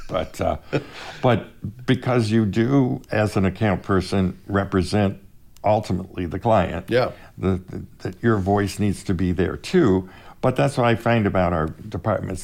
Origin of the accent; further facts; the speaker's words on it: Fort Wayne, Indiana, United States; I grew up in Fort Wayne